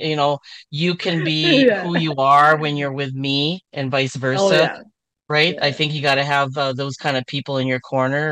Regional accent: Canada; also born or lived in Philippines; I grew up in Canada for most of my life since I was a baby. So, and I've actually went to school in the Philippines too.

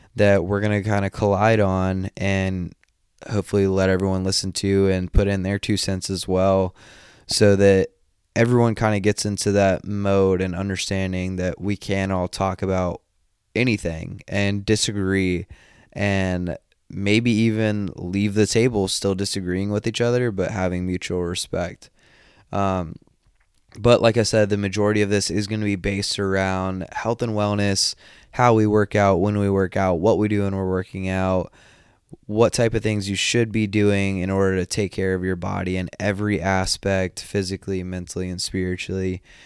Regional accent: just outside of Atlanta, Northeast Georgia, United States; also born or lived in Japan; I am from Northeast Georgia, just outside of Atlanta.

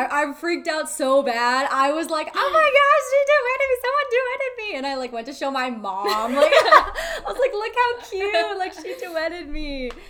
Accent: Dallas–Fort Worth area, Texas, United States; I'm 20. I am from Texas, the DFW area, born and raised here. I go to school here in Texas.

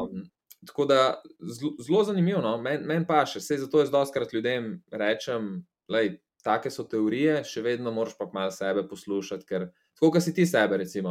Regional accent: Slovenia

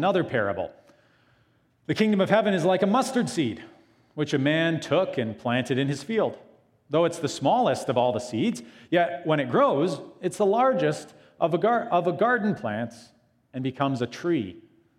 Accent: small town Ontario, Canada; moved away as an adult; also born or lived in Iowa; I wanted to get away from a small town, Ontario.

